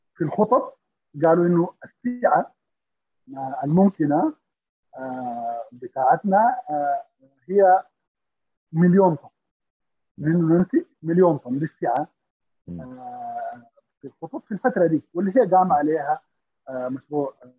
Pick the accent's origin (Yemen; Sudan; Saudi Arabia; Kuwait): Sudan; نحن في السودان كمواطنين افراد